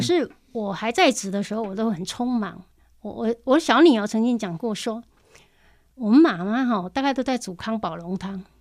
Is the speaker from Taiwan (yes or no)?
yes; Zhushan, Nantou County, Taiwan; also born or lived in Wanhua, Taipei; now in Taipei, Taiwan; 我来自南投竹山的乡下